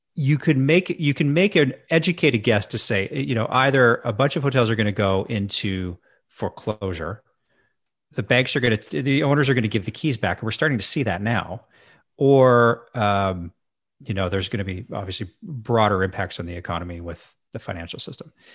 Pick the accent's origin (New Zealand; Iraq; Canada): Canada; Edmonton, Alberta; moved away as an adult; also born or lived in Victoria, British Columbia; I moved back to my hometown of Edmonton, Alberta